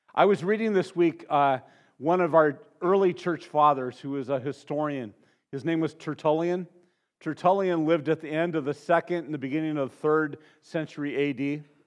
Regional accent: Santa Barbara, California, United States; growing up in Santa Barbara, in, in, my family, it was kind of the lowest rung of middle class that existed in Santa Barbara. You know, we moved there in 1969

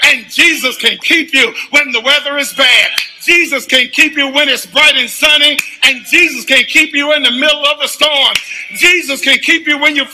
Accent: the South, United States; as a Southerner

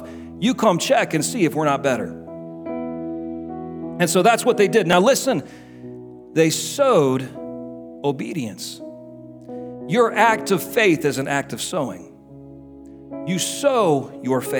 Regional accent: United States; I'm American

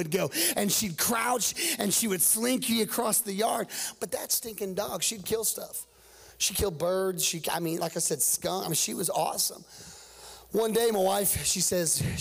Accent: Cedar County, Missouri, United States; also born or lived in Tulsa, Oklahoma / Joplin, Missouri; I'm was born in Tulsa, but I don't say that to everybody. I was raised right here in Cedar County

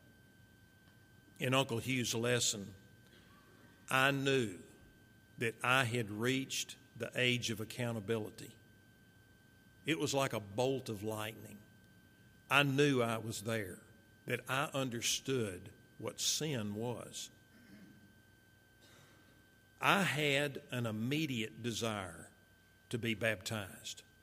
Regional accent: Marshall, Texas, United States; also born or lived in Fort Worth, Texas; following my dad's death, my mother, my little brother, myself, we moved from Fort Worth to Marshall, where our family was

